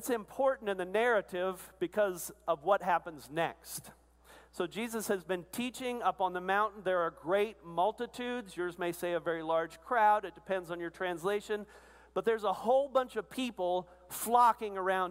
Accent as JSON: {"language": "English", "region": "Arkansas", "country": "United States", "said": "I'm from Arkansas, part of the Arkansas-Louisiana Conference"}